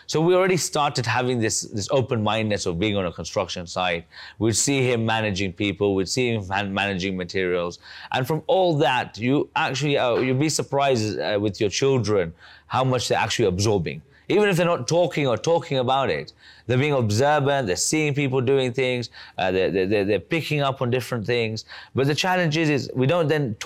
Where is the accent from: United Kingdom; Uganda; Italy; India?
Uganda; I was born in Uganda in 1990